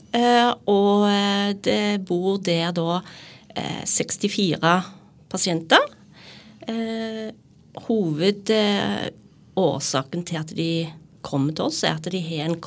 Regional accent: Rogaland, Norway; now in Sandefjord, Norway; Når jeg flytta til Sandefjord så, fra Jæren

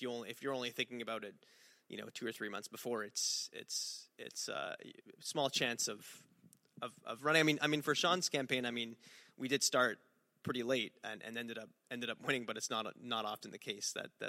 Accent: Montreal, Quebec, Canada; I'm from Montreal, and it was in Montreal North

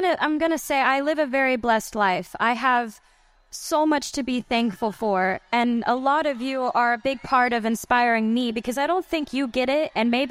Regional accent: Grand Prairie, Texas, United States; I'm from Grand Prairie, Texas

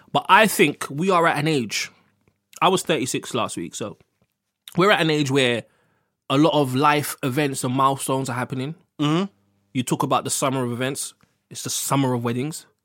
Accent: London, United Kingdom; I'm black, I'm from Harlesden

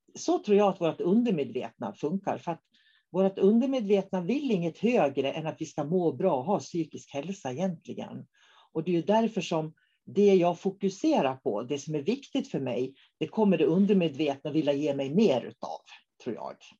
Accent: Norrbotten County, Sweden; jag kommer från Norrbotten

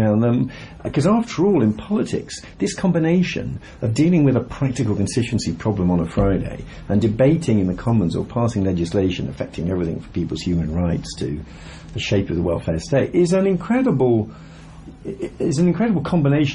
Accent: Birmingham, West Midlands, United Kingdom; I come from Birmingham. My father was an engineer, my mother was a teacher.

